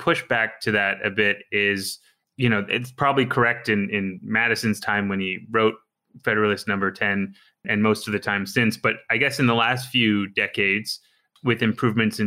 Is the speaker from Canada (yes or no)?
yes; Canada; I'm Canadian